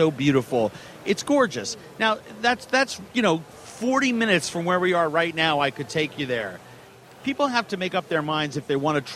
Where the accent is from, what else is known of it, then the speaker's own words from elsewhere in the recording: Minneapolis, Minnesota, United States; You'll be in my hometown. We'll be having this conversation at the convention center in Minneapolis